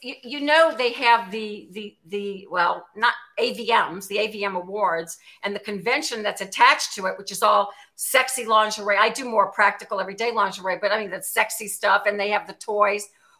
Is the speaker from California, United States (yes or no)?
no; New Orleans, Louisiana, United States; New Orleans.